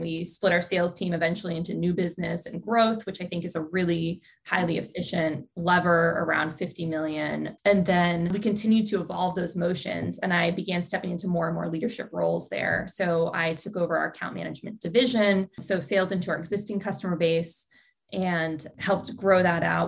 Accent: Dallas, Texas, United States; moved away as an adult; also born or lived in upstate New York; now in California, United States; I grew up in Dallas, Texas

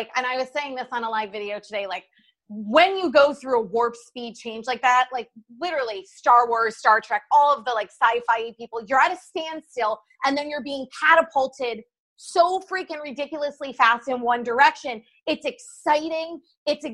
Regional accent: New York, United States; I'm a New Yorker through and through.

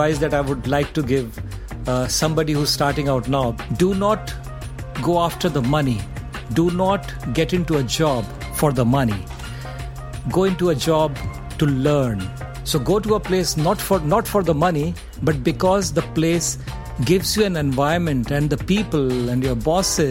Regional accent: Agra, Uttar Pradesh, India; I grew up in Agra

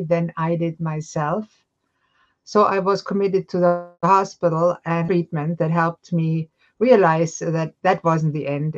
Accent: Germany; moved away as an adult; now in Halifax, Canada; I was born and raised in Germany

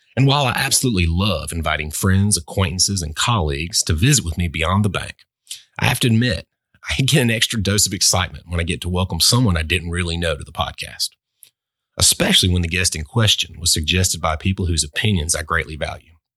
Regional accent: Albany, Georgia, United States; also born or lived in Boynton Beach, Florida; a guy growing up in Albany, Georgia, bulldog heaven

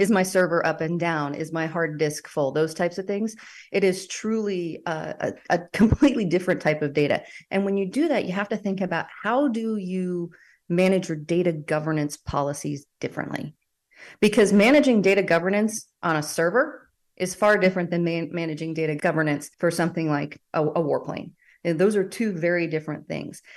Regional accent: United States; as an American

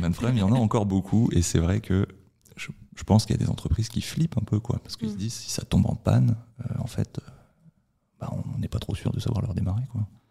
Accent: France; je suis français

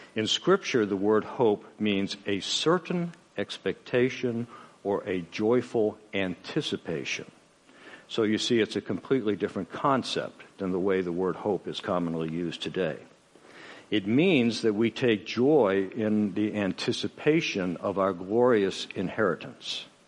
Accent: United States; I'm an American

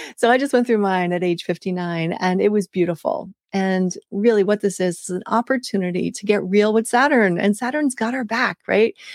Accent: United States; also born or lived in West Africa; as a Westerner, as an American.

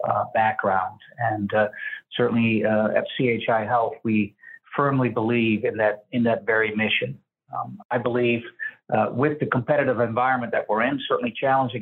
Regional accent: a little town outside of Amsterdam, North Holland, Netherlands; now in Omaha, United States; I grew up in Europe, in Amsterdam, just a little town outside of Amsterdam.

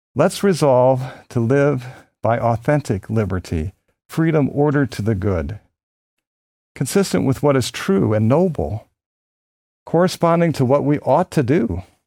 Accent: Philadelphia, Pennsylvania, United States; born or raised there

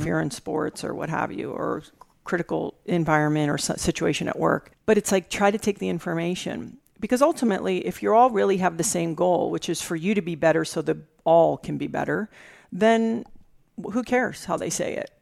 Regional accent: U.S. Virgin Islands; moved away; also born or lived in California; I was raised in the Caribbean, mm-hmm. in the mm-hmm. Virgin Islands

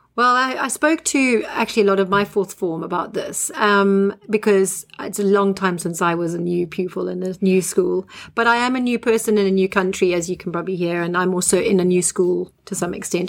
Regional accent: Zimbabwe; moved away as an adult; now in England, United Kingdom; I'm a Zimbabwean um, and was born and bred in Zimbabwe.

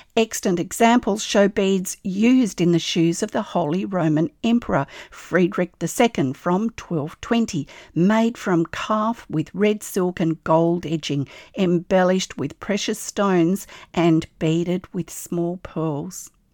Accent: Australia; I'm an Australian textile artist

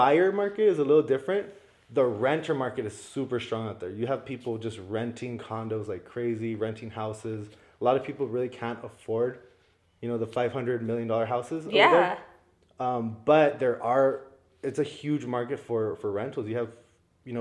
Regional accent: El Paso, Texas, United States; moved away as an adult; also born or lived in Florida; ended up just coming back to visit in El Paso, visit some family for a month, and I ended up staying

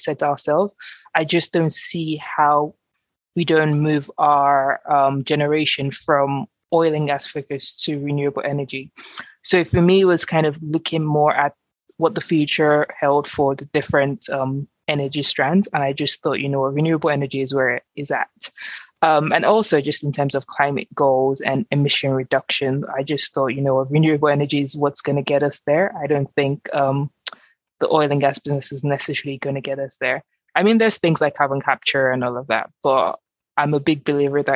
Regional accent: Nigeria; moved away; I grew up in Nigeria, which is obviously an oil producing country

